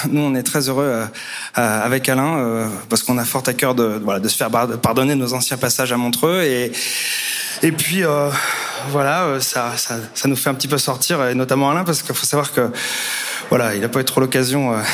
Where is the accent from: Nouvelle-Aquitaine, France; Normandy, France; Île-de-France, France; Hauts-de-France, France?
Hauts-de-France, France; on est de la West Coast en fait. De la côte d'Opale.